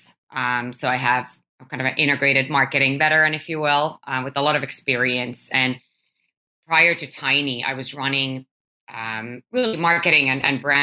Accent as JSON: {"language": "English", "country": "Finland", "tie": "born or raised there", "said": "I was born and raised in Finland"}